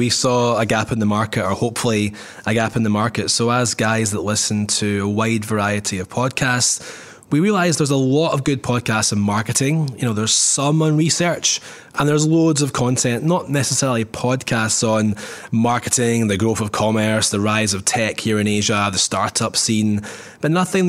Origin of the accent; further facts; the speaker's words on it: Scotland, United Kingdom; I'm originally from the Shires of Scotland, if you like.